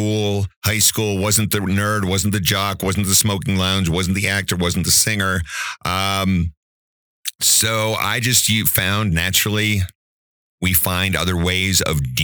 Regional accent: New Jersey, United States; moved away as an adult; also born or lived in Outer Banks, North Carolina; now in Woodland Park, United States; Pretty much started off, lived in New Jersey for 30 years

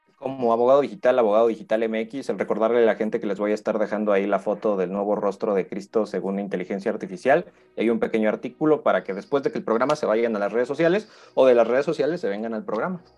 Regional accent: Mexico; crecimos con, este cine católico, muchos de nosotros en, la cultura mexicana

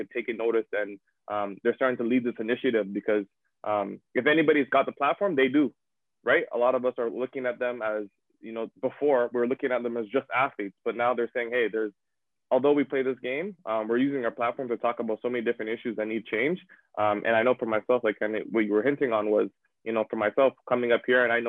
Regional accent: Toronto, Ontario, Canada; moved away as an adult; also born or lived in Sudbury; growing up in Toronto, a very diverse community

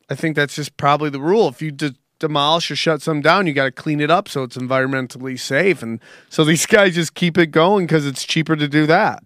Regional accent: Cortland, New York, United States; moved away; I'm from Cortland, New York, which is is Pennsylvania and Cortland are same kind of country. You know what I'm saying? I got ton- I have tons of cows in my hometown

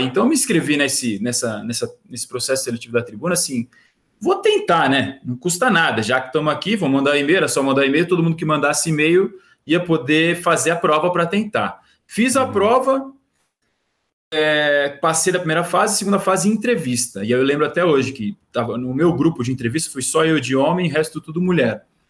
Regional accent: Santos, São Paulo, Brazil; eu sou de Santos

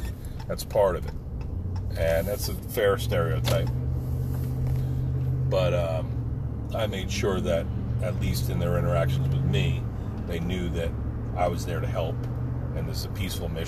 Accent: United States; I come from America

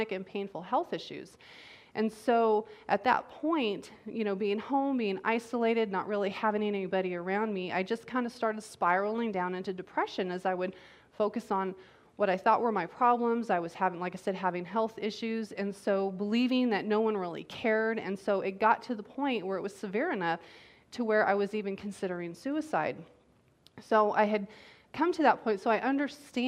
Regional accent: United States; as American citizens

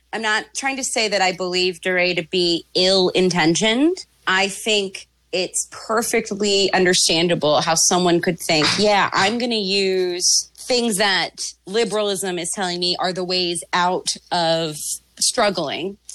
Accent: Maryland, United States; I'm from Maryland

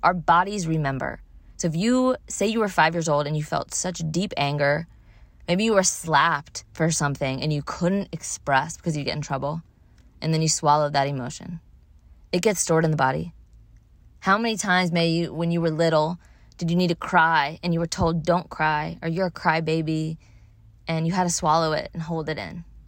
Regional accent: Louisiana, United States; moved away; I'm from Louisiana, and so going home, um, going to see my parents and family

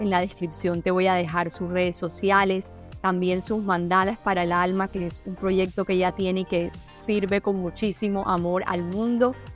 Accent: Colombia; somos colombianos

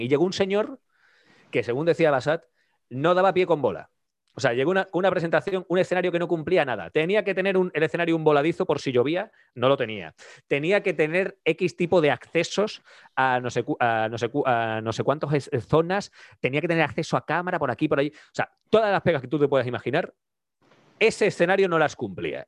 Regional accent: Andalusia, Spain; moved away as an adult; now in Zaragoza, Spain; nosotros somos andaluces

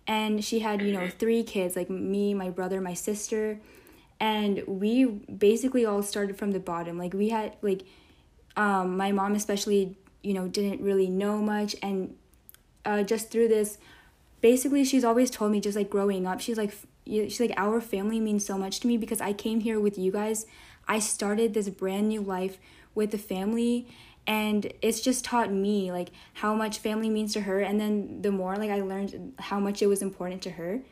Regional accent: Texas, United States; growing up just in the U.S., I guess, or really not even just in the U.S., I guess just in Texas.

